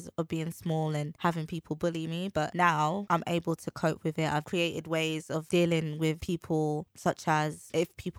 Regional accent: London, United Kingdom; I'm from the East End

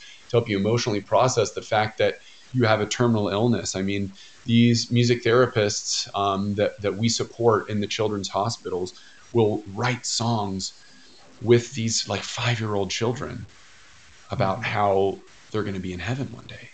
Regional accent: United States; growing up in America

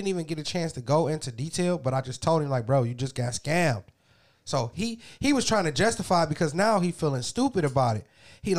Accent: California, United States; how they know I was from California?

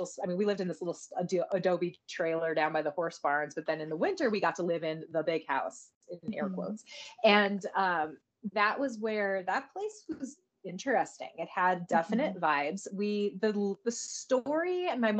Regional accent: Santa Fe, New Mexico, United States; also born or lived in Colorado; I was born in Colorado, but then we moved to New Mexico, and my parents were a big part of the art scene in Santa Fe in the 80s

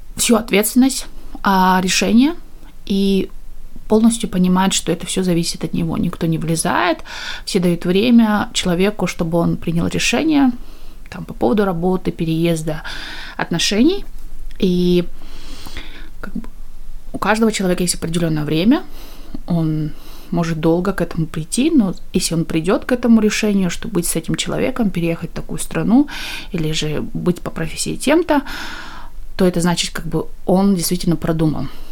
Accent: East Kazakhstan Region, Kazakhstan; moved away as an adult; now in United Kingdom; мы из Восточного Казахстана, и села, где село, которое основали переселенцы из Украины, и мы всегда жили очень такое в межнациональном, межкультурном обществе. Я выросла в такой атмосфере

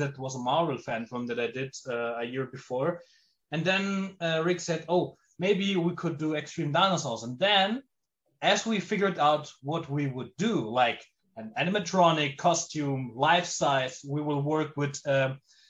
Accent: Germany; I'm an Italian movie director born and living in Germany.

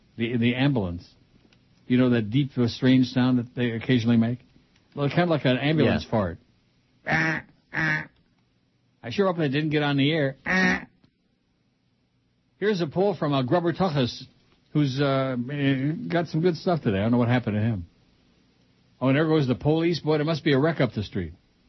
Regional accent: Richmond, Virginia, United States; moved away as an adult; in 1989 when I moved to South Florida from Virginia

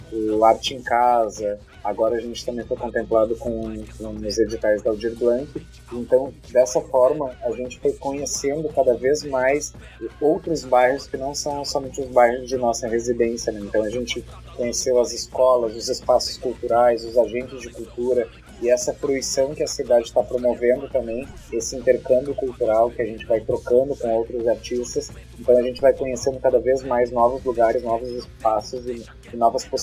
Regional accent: Gravataí, Rio Grande do Sul, Brazil; eu também não sou natural de Gravataí, eu sou natural de Rio Grande, mas eu moro em Gravataí desde quando eu tinha 4 anos, então toda a minha vida escolar, toda, toda a minha iniciação artística, tudo aconteceu em Gravataí.

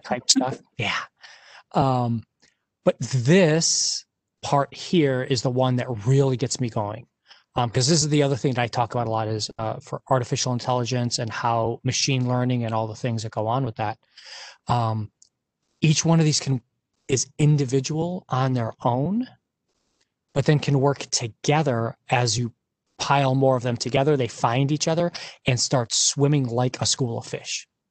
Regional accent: Detroit, Michigan, United States; I grew up in Detroit in the auto and you know family in the auto industry

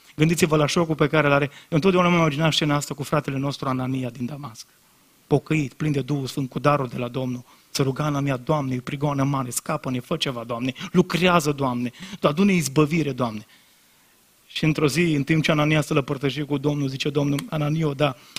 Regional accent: Brădet, Bihor County, Romania; m-am prezentat că din Brădet, că mi-era rușine că țăran

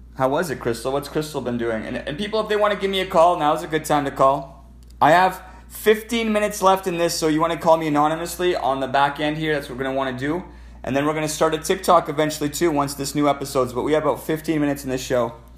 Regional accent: Alberta, Canada; I'm a Canadian, so je parle en français. I'm from Alberta.

